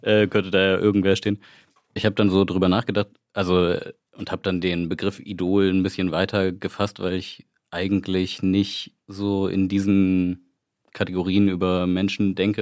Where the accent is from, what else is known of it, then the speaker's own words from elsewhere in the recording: Wismar, Mecklenburg-Vorpommern, Germany; now in Leipzig, Germany; ich komme würdig aus Wismar, lebe aber in Leipzig schon seit einigen Jahren